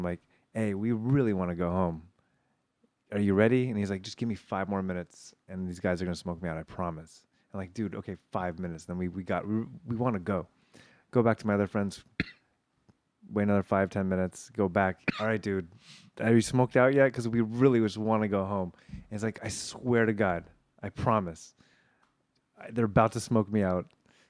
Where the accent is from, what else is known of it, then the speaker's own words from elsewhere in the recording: Granada Hills, California, United States; When we would go back to LA, I would stay with my parents at the house I grew up in Granada Hills.